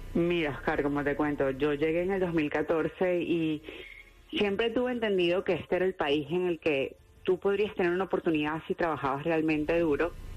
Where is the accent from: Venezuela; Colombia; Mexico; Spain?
Venezuela; Cumaná, Sucre; moved away as an adult; also born or lived in Miami, Florida; now in Wilmington, United States; Nací en Cumaná, es en una pequeña ciudad que está al noreste, en la costa, en la costa venezolana